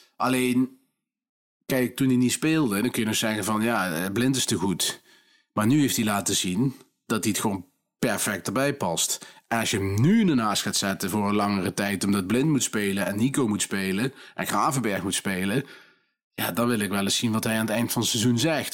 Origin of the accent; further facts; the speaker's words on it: Nijmegen, Gelderland, Netherlands; ik kom gewoon uit Nijmegen, mensen. Het is geen Brabants wat ik praat.